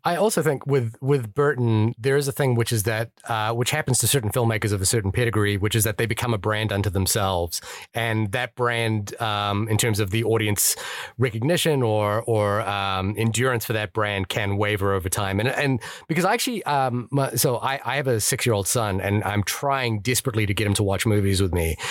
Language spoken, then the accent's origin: English; New Zealand; I'm from New Zealand